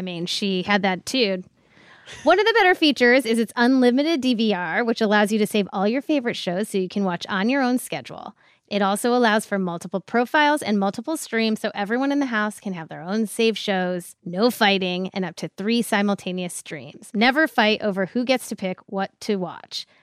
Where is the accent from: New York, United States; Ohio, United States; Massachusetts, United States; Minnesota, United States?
Ohio, United States; I'm from its less fancy next door neighbor, Ohio